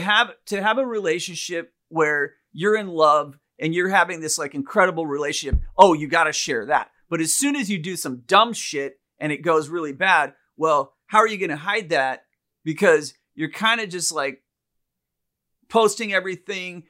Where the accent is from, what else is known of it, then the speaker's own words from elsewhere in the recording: India; moved away; growing up in India